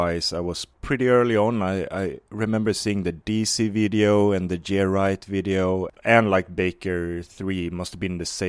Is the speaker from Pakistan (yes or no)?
no; Varberg, Halland County, Sweden; English is a second language; I'm 29 years old, but I grew up in Varberg. It's called. It's like I was gonna say it's not famous for anything, but I don't know. Like it's like one of those towns in Sweden that just, you know, exists.